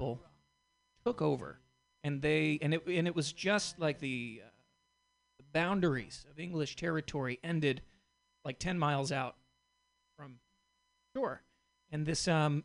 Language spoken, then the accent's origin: English; Boston, Massachusetts, United States; now in Portland, United States; I'm originally from Boston